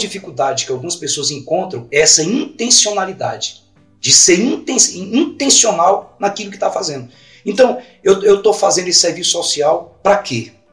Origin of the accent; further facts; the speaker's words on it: Imperatriz, Maranhão, Brazil; moved away; also born or lived in Goiânia; Eu sou de Imperatriz no Maranhão